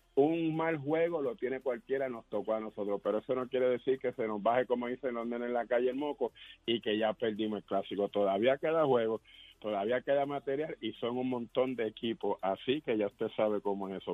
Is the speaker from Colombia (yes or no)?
no; Puerto Rico; somos boricuas